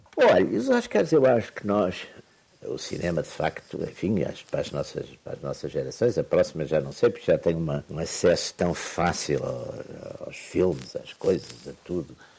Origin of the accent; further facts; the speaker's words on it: Porto, Norte, Portugal; Eu sou do Porto